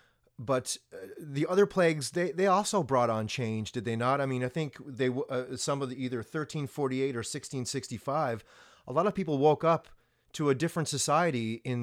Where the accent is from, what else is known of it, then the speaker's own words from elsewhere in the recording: Donkin, Nova Scotia, Canada; We're from Cape Breton Island, Nova Scotia, originally